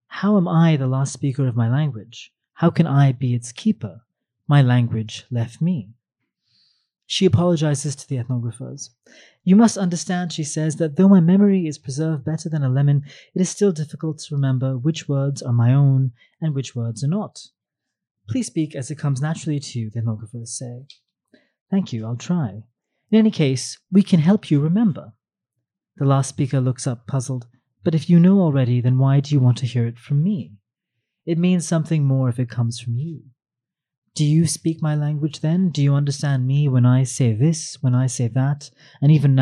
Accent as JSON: {"language": "English", "town": "New York City", "region": "New York", "country": "United States", "tie": "born or raised there", "said": "I grew up in Manhattan and rarely came to Queens"}